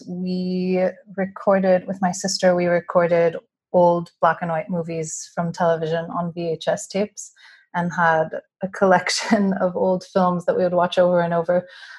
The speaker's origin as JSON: {"language": "English", "region": "California", "country": "United States", "tie": "born or raised there", "also_born_or_lived": "Switzerland", "moved": "as an adult", "lives_now": "New York, United States", "said": "I grew up mostly in California and a little bit in Switzerland."}